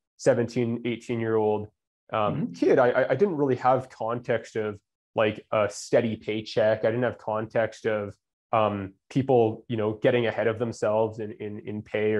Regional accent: Canada; also born or lived in Calgary, Alberta; I'm Canadian.

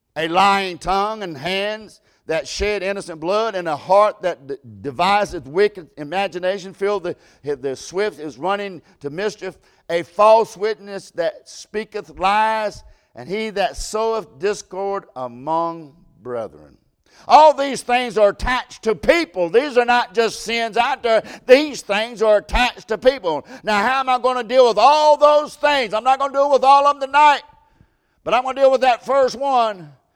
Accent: United States; I'm American. I love to be American

